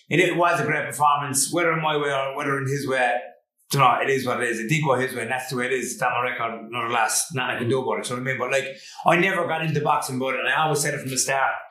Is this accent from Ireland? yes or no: yes; Limerick, Munster, Ireland; also born or lived in Geelong, Australia; growing up in Limerick